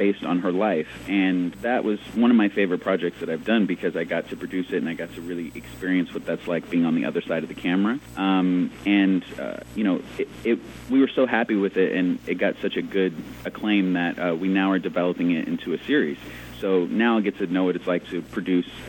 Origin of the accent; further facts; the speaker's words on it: Indianapolis, Indiana, United States; moved away; also born or lived in Los Angeles; I grew up in Indianapolis before me and my family moved to L.A.